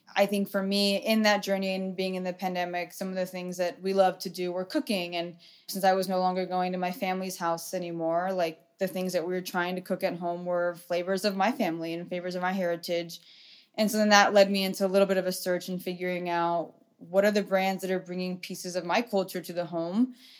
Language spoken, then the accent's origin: English; Orange County, California, United States; I grew up in Orange County